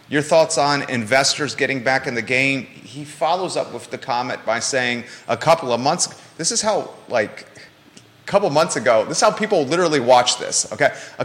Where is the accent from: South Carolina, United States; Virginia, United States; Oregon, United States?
Virginia, United States; Williamsburg; Williamsburg, my hometown